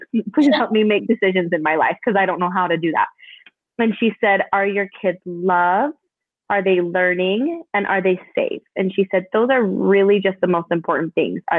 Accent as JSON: {"language": "English", "country": "Canada", "tie": "born or raised there", "moved": "yes", "said": "I grew up in Canada. I was born in Canada."}